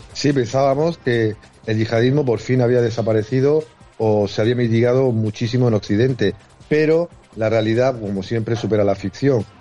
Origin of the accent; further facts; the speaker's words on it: Torre Pacheco, Region of Murcia, Spain; mi tierra, en Torre Pacheco